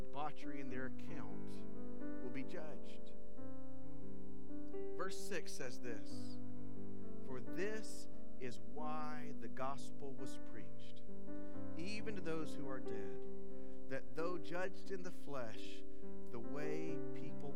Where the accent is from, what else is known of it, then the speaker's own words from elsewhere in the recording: South Alabama, United States; I'm from South Alabama.